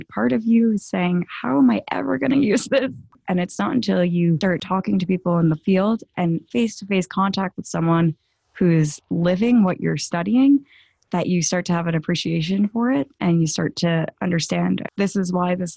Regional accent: Long Island, New York, United States; I am from Long Island, New York

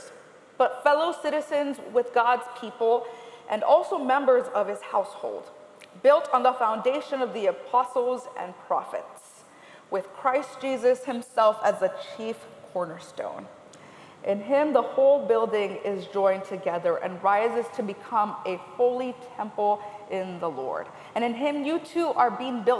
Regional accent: California, United States; I am originally from California

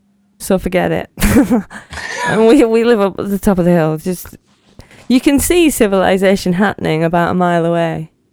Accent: United Kingdom; We're British, so it's like, we must discuss weather.

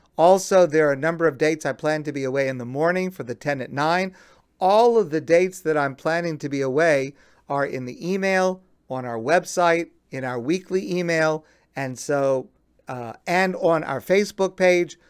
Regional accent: United States; I am an American, and I love my country, the United States

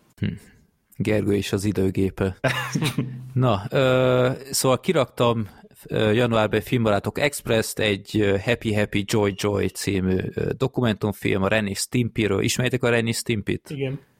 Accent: Hungary

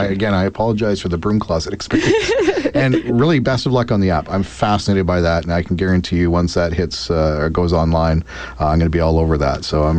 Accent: Abbotsford, British Columbia, Canada; when I grew up in Abbotsford

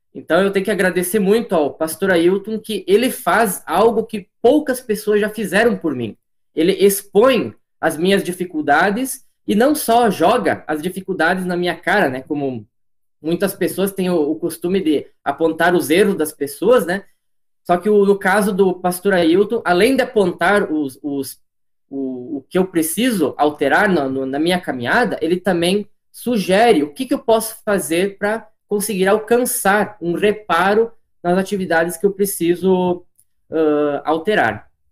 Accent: Marau, Rio Grande do Sul, Brazil; moved away as an adult; also born or lived in Balneário Camboriú, Santa Catarina; now in Medianeira, Brazil; Eu sou natural do litoral de Santa Catarina, Balneário Camboriú, mas eu, na verdade, fui criado gaúcho. Desde os meus nove meses de vida, eu moro na cidade de Marau, ao lado de Passo Fundo.

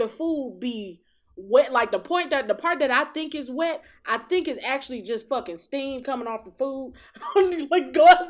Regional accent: Detroit, Michigan, United States; I am from Detroit.

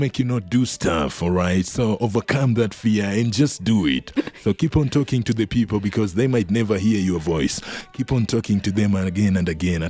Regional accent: Kenya; now in Reno, United States; Because I came from Kenya, and the first thing that I did here in Reno was homeless reporting.

